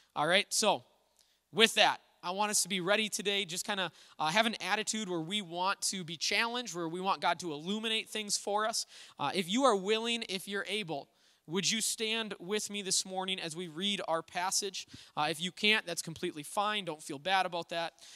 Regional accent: Little Falls, United States; the church I grew up at in Little Falls

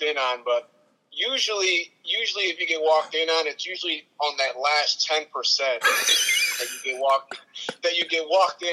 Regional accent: Puerto Rico; I'm from Puerto Rico, so we wear a lot of sandals, chanclas.

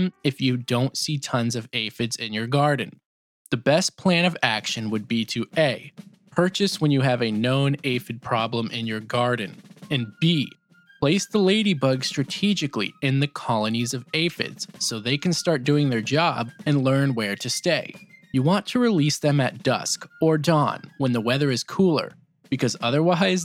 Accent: United States; I was also taught as an American

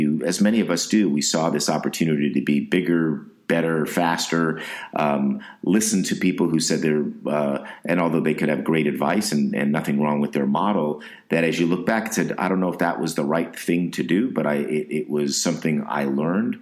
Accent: West Coast, United States; I grew up on the West Coast

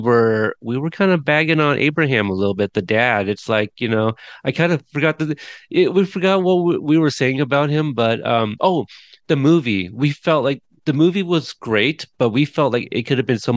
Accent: Texas, United States; I was born in Texas

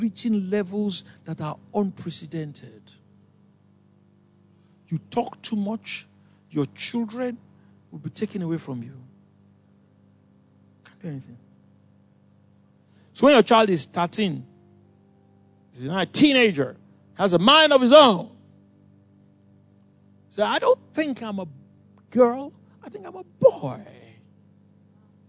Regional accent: Nigeria; I'm Nigerian

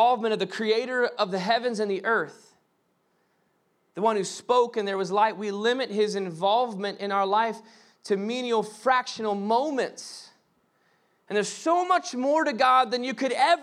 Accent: the South, United States; we grew up in the South

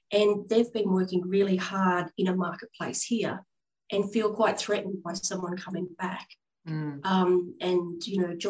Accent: Australia; also born or lived in London / Hong Kong; coming back from overseas and having to reestablish myself in my home country

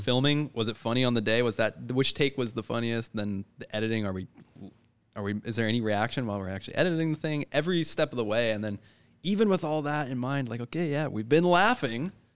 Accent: Richmond, British Columbia, Canada; Born and raised in Richmond, where it was, uh, not so perfect.

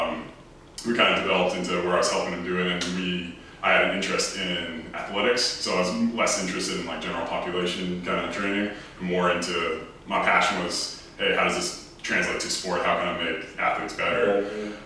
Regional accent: Epsom, New Hampshire, United States; I'm originally from Epsom, New Hampshire, tiny little town. I actually still live in New Hampshire.

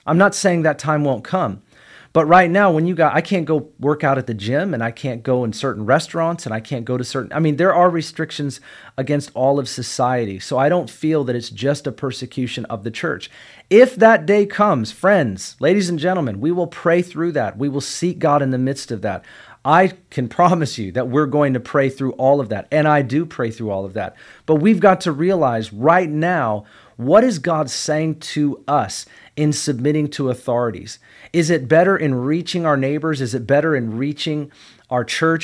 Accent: United States; I'm a kingdom citizen first, and I'm an American second

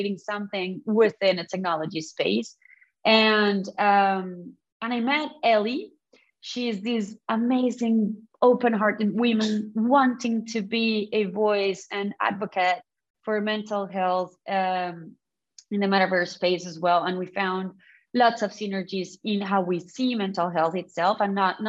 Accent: Colombia; now in London, United Kingdom; I come from Colombia

